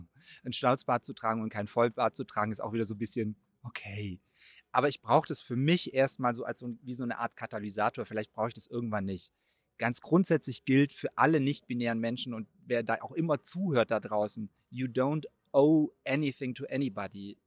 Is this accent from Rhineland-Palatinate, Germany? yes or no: no; Baden-Württemberg, Germany; moved away as an adult; also born or lived in Cologne / Mainz; aus meiner Heimatstadt in Baden-Württemberg nach Köln gezogen